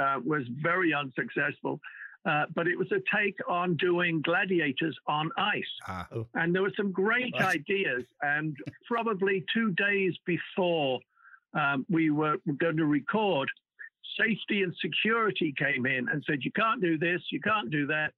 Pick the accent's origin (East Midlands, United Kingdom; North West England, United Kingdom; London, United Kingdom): North West England, United Kingdom; Wallasey; moved away as an adult; also born or lived in Liverpool; now in Los Angeles, United States; I'm called a plastic Scouser because I'm not a real Scouser. I come from the other side of the water. Well, in Wallasey